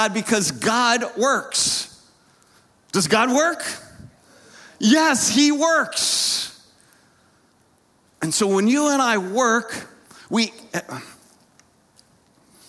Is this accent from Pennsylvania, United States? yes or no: yes; Lancaster County, Pennsylvania, United States; I grew up in Lancaster County, Pennsylvania